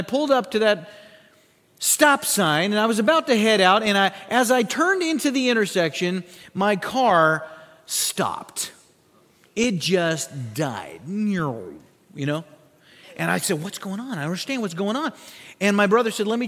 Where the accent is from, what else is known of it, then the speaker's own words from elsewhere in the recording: Sioux Falls, South Dakota, United States; my hometown of Sioux Falls, South Dakota